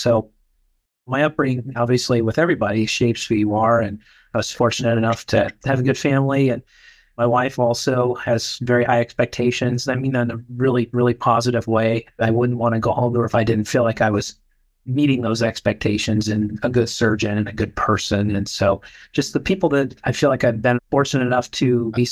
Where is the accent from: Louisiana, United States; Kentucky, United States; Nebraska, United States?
Nebraska, United States; rural; moved away; I'm from Nebraska originally, rural Nebraska. I grew up in a town of about 8,000 people